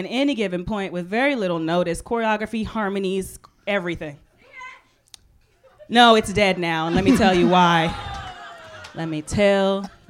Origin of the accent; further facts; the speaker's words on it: Texas, United States; I'm from Texas, so Texas Southern white would have been different, but it was Vermont white.